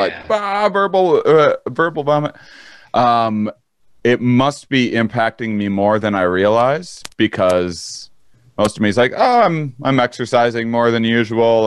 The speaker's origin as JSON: {"language": "English", "region": "Wisconsin", "country": "United States", "tie": "born or raised there", "moved": "yes", "said": "I'm in Wisconsin. I came home when everything hit the fan. I came to my hometown"}